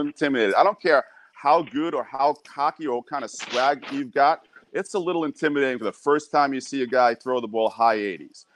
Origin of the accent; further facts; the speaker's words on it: New York, United States; I'm from New York